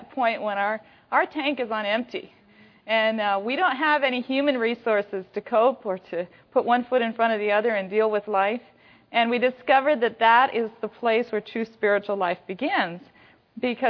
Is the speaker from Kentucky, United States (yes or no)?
no; Washington, United States; I come from Washington State, so I come from that northeast corner of here.